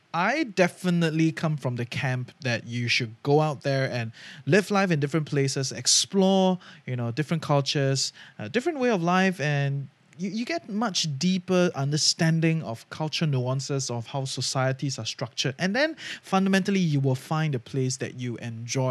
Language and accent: English; Singapore; moved away as an adult; also born or lived in Malaysia; I'm a Singaporean